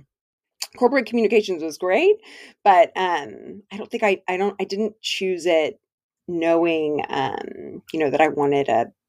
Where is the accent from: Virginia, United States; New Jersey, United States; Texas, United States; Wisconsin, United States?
Texas, United States; Dallas